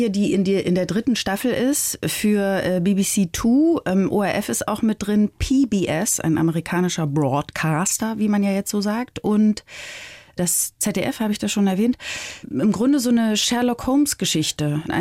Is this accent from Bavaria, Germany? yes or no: yes; Bavaria, Germany; Bayern ist definitiv meine Heimat. Ich liebe Bayern.